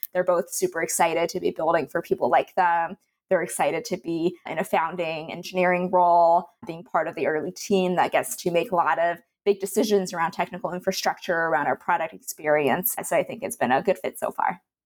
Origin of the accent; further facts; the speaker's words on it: Canada; moved away; I'm originally from Canada, and I went to school there